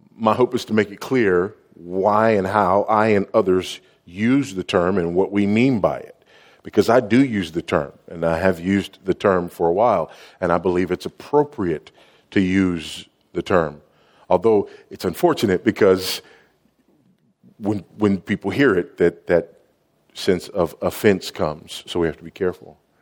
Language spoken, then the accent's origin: English; Los Angeles, California, United States; I was raised in South Central Los Angeles, now just South